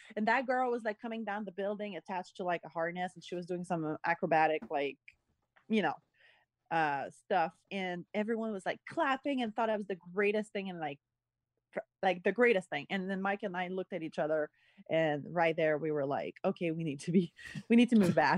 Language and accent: English; Montreal, Quebec, Canada; also born or lived in Austin; now in Los Angeles, United States; I'm from Montreal